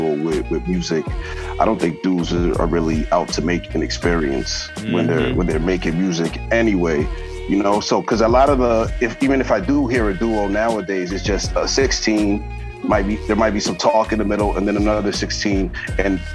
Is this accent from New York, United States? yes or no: no; Framingham, Massachusetts, United States; I'm from Framingham, Massachusetts. It's like, that's 20 minutes outside of Boston.